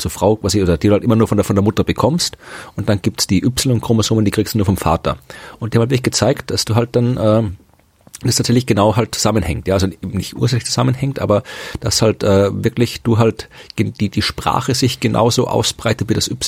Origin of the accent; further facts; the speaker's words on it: Austria; Ja, aber in, in, in Deutschland hält mich ganz, ganz selten wer von Österreich, das nicht weiß.